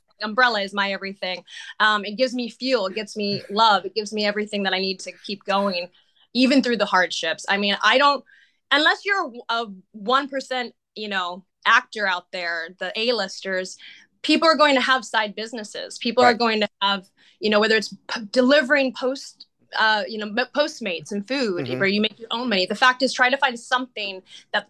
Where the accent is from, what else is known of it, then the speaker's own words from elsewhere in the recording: Santa Rosa, California, United States; moved away as an adult; also born or lived in Los Angeles; I eventually went to a theater arts program in the Santa Rosa Junior College, in my hometown